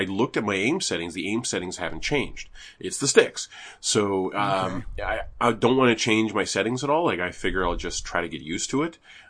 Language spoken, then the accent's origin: English; Canada; All it is that I'm Canadian.